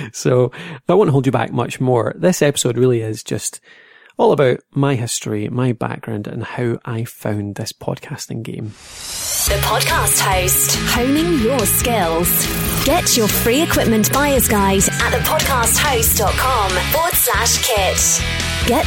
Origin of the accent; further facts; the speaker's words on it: Dumfries, Scotland, United Kingdom; now in Dundee, United Kingdom; Uh, I'm from Scotland, so uh, originally Dumfries in Scotland, uh, so that's southwest of Scotland, down the bottom corner. Uh, these days, I'm in Dundee.